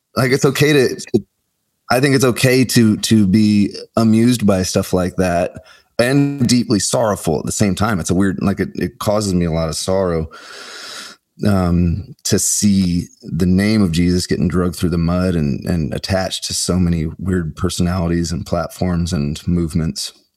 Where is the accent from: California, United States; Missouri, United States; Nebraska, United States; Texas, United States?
Nebraska, United States; Omaha; I grew up in Omaha, Nebraska, so I went to school in University of Nebraska Lincoln